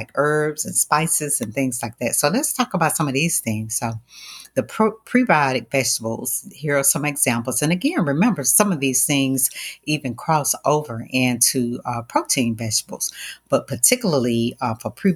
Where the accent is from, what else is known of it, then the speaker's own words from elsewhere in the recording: the South, United States; growing up in the South, you know, we ate our gumbo